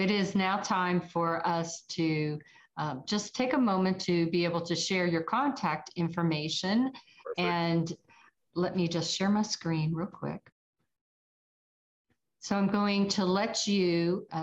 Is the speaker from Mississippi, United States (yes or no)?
no; Pittsburgh, Pennsylvania, United States; also born or lived in South Park, Pennsylvania; now in Roswell, United States; I originally am from Pittsburgh, where we had love.